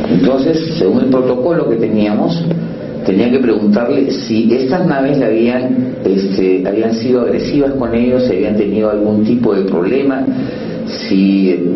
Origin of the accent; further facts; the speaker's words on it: Peru; no nos preocupa mucho como peruanos